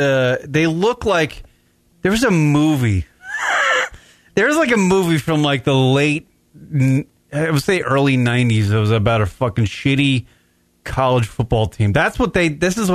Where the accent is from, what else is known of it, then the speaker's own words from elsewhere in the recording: New York, United States; moved away as an adult; I grew up for 38 years in New York